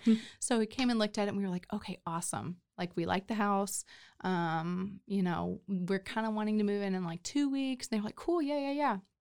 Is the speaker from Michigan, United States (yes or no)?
no; McKinney, Texas, United States; moved away as an adult; also born or lived in Los Angeles / Nashville / Detroit; now in Waco, United States; grew up in McKinney